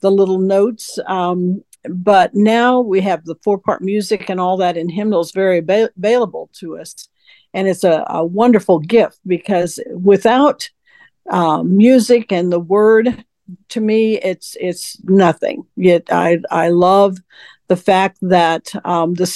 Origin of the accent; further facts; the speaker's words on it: Kansas, United States; moved away as an adult; also born or lived in Nebraska; now in Houston, United States; I grew up in Kansas